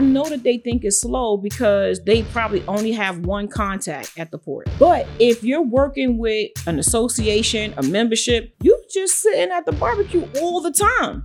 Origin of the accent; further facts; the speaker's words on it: New York City, New York, United States; moved away as an adult; also born or lived in Atlanta; I'm born and raised in Brooklyn, New York, and Bed Stuy, some of the projects, to be exact